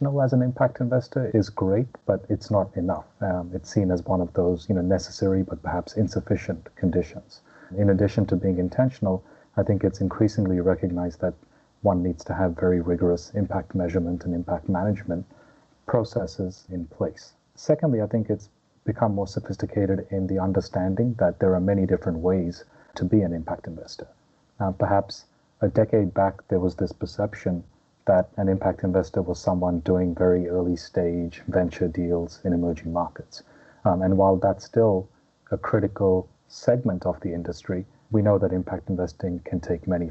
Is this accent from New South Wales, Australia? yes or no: no; Melbourne, Victoria, Australia; also born or lived in India; I was born in India, but grew up in Melbourne and went to Melbourne Uni.